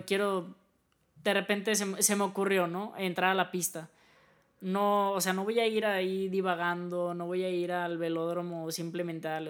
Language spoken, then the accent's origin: Spanish; Mexico; nosotros como mexicanos